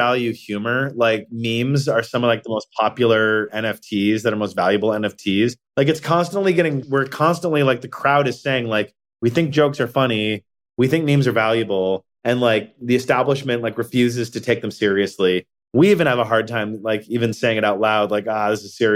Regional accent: Ann Arbor, Michigan, United States; I'm from Ann Arbor, Michigan

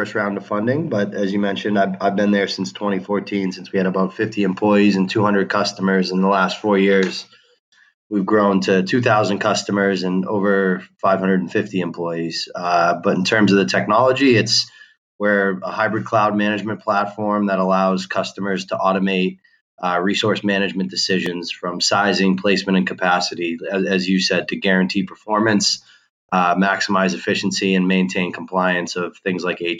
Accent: Boston, Massachusetts, United States; I grew up in Boston, Massachusetts

